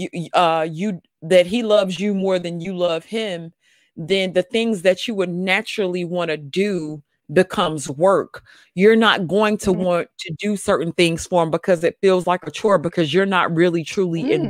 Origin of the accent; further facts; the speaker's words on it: the South, United States; I'm from the South